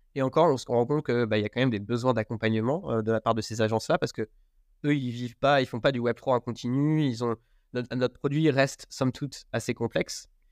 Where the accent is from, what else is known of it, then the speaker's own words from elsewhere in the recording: Berry, Centre-Val de Loire, France; moved away as an adult; Je viens du Berry, où je suis retourné vivre à mi-temps. j'ai grandi ici avec mon frère